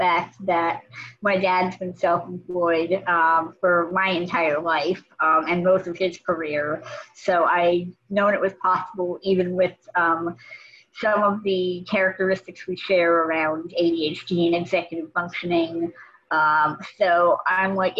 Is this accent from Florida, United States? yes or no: no; Los Angeles, California, United States; moved away as an adult; now in Massachusetts, United States; I grew up in Los Angeles and eventually came over to Massachusetts for college and law school